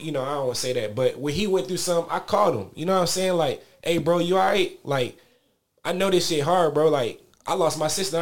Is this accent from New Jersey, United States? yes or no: yes; Paterson, New Jersey, United States; I grew up, I was born on Broadway Ave in New Jersey, in Paterson, New Jersey